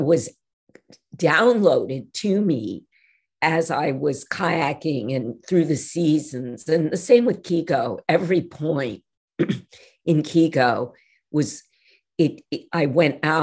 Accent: North Shore of Long Island, New York, United States; moved away; I grew up on the North Shore of Long Island, which at the time when I was growing up was still a bit wild

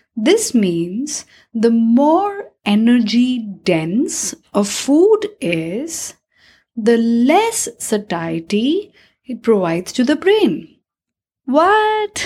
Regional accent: India; As an Indian

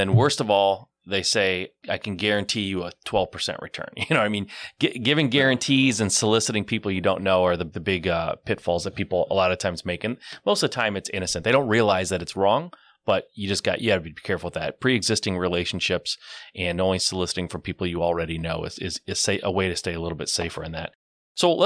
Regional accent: Michigan, United States; I grew up in Michigan. I live in Michigan. I've lived in Michigan my whole life.

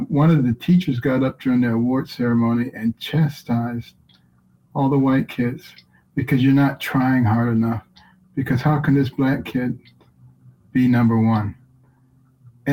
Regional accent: Detroit, Michigan, United States; When I was a kid growing up in Detroit

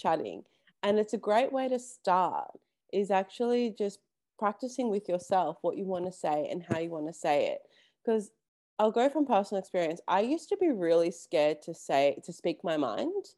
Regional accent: Melbourne, Victoria, Australia; I'm from Melbourne.

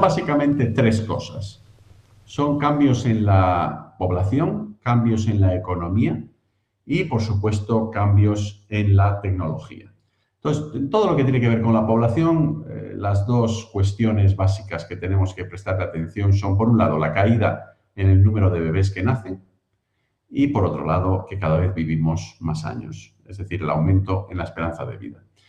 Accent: Spain; moved away as an adult; also born or lived in United States; now in Cambridge, United Kingdom; Nacido en España, criado en España, también estudié allí la primaria, la secundaria

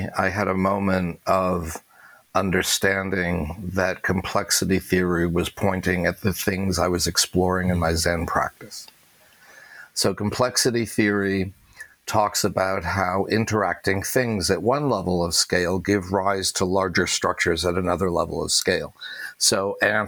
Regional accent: New England, United States; now in New York, United States; a middle-class, non-Orthodox Jewish, let alone gay kid growing up in New England

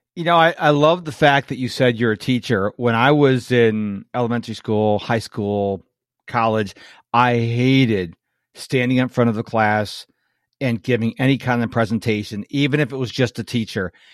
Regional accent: Rochester, New York, United States; now in Houston, United States; I'm in Houston, and I'm originally from Rochester, which is right across the Lake Ontario from Toronto

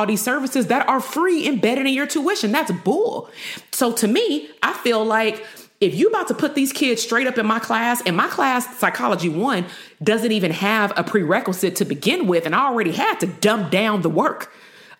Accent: Compton, California, United States; also born or lived in Bay Area, California; I grew up in Compton

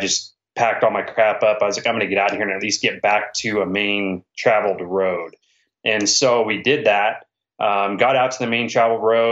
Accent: Washington, United States; I'm from Washington

